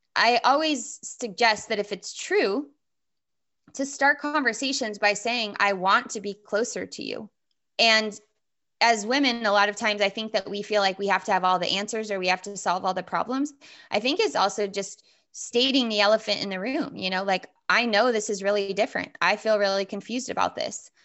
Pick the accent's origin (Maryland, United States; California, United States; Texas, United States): California, United States; Southern; I grew up in Southern California